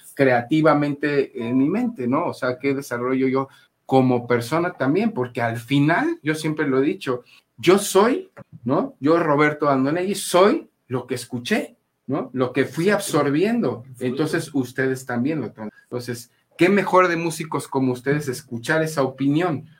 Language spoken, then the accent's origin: Spanish; Mexico; como mexicanos